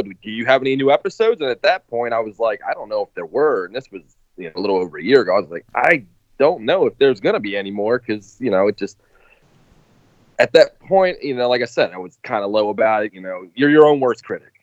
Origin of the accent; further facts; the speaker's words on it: Baltimore, Maryland, United States; I'm nobody from Baltimore